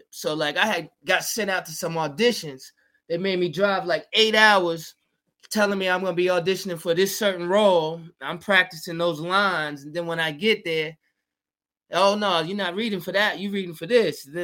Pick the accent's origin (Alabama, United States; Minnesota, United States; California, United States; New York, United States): New York, United States; also born or lived in Georgia / Virginia; Yeah, I'm from originally from New York. Yeah, but I spent time in the South, in Georgia and Virginia, and came back up here like for college and stuff.